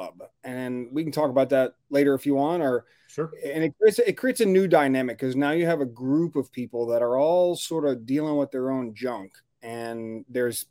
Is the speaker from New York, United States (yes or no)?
no; New Orleans, Louisiana, United States; moved away as an adult; now in Grand Rapids, United States; I'm originally from New Orleans, Louisiana. I'm a Southern guy. So I fish the Gulf of Mexico and the marshes and in the Mississippi River, Louisiana Delta. That's kind of how I grew up